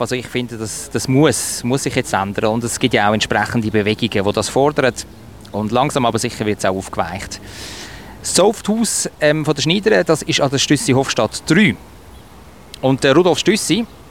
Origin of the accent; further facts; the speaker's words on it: Sihltal, Zurich, Switzerland; Ich bin ja zum Teil im Siltal aufgewachsen. So die Oberleimbach, bin Adliswil auch in der Schule